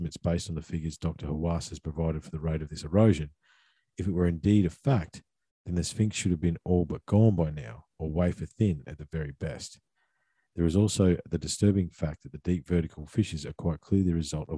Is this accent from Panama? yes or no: no; Australia; being Aussie blokes that have worked in the bush